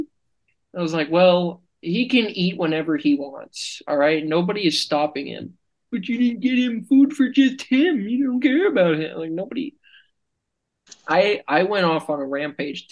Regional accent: Florida, United States; moved away; I'm from Florida

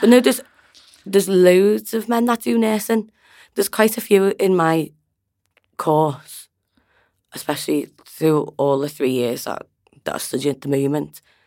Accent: Liverpool, North West England, United Kingdom; I'm from Liverpool.

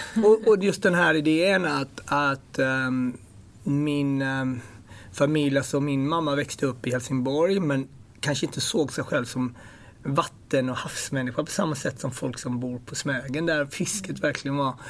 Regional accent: Ethiopia; also born or lived in Gothenburg, Sweden; now in London, United Kingdom; jag kommer från Etiopien

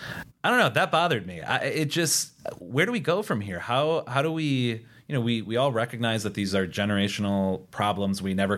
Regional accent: Upper Great Plains, United States; You know, one thing that I think is unfortunate about maybe growing up in the Upper Great Plains is that you become a little bit numb to the problems that occur in reservation communities.

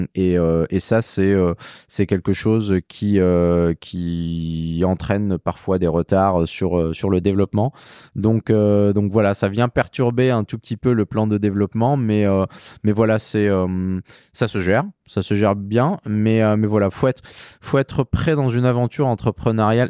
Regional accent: Saint-Malo, Brittany, France; Je viens de Saint-Malo

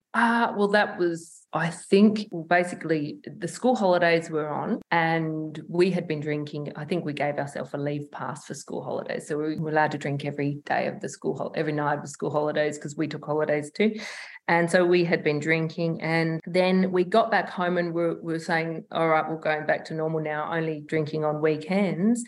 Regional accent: Broken Hill, New South Wales, Australia; now in Adelaide, Australia; we grew up in Broken Hill, so it was this country town

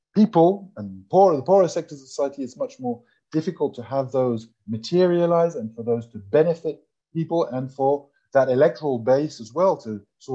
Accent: Ecuador; my home country in August in Ecuador

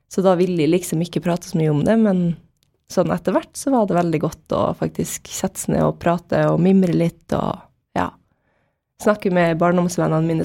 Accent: Molde, Møre og Romsdal, Norway; born there; also born or lived in Bahrain; Så jeg er født i Molde, da, og så dro vi til Bahrain, og så bodde jeg der de to første åra mine.

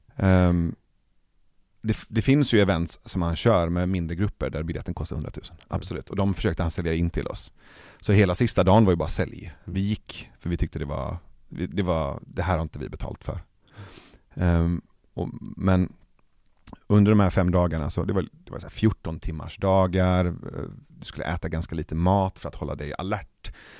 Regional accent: Iran; now in Sweden; Jag är iranier

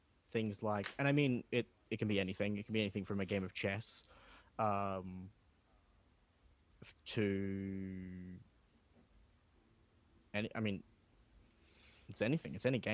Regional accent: Sydney, New South Wales, Australia; born or raised there

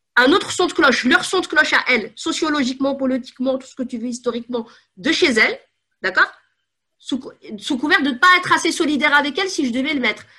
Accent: Paris, Île-de-France, France; Je suis née à Paris 14e.

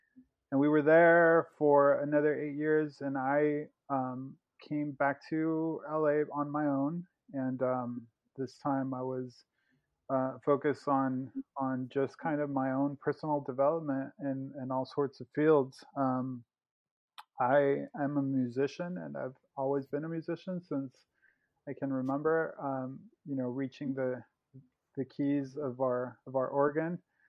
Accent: Mexico; also born or lived in Los Angeles, United States; So I'm from Mexico. I was born in Mexico. And my family, my dad is a U.S. citizen, albeit from a Mexican background. So when I was about 4 years old, we moved from Mexico back to L.A., where my dad is from.

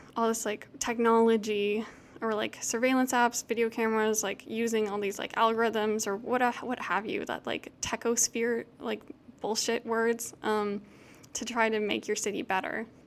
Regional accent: Houston, Texas, United States; I grew up in Houston

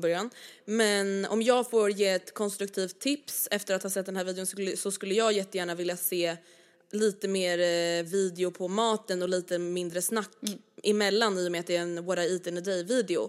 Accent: Stockholm, Stockholm County, Sweden; accent: Stockholm dialect; jag har väldigt mycket Stockholms dialekt

